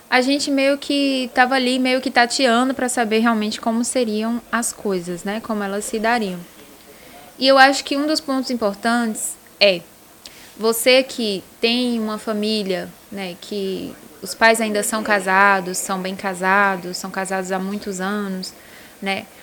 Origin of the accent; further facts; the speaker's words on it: Northeast Region, Brazil; É, que gente, a família, eu sou do Nordeste, é, aí daí você já sabe, é.